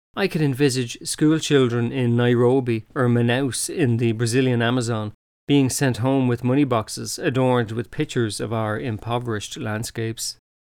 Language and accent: English; Ireland